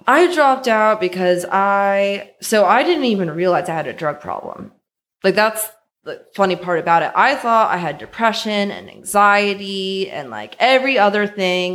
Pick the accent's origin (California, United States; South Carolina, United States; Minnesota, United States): California, United States; San Francisco; born and raised in San Francisco